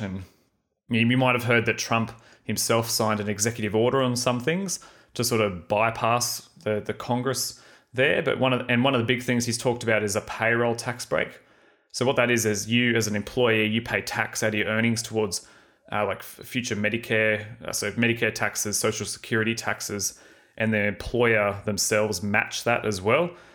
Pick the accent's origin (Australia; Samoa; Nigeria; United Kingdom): Australia; we, as in Aussie wine exporters like T